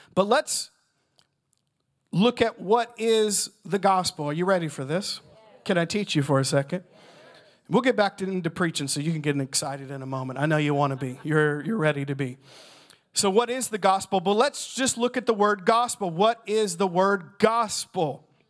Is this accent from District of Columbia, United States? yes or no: no; Southern Indiana, United States; I'm from Southern Indiana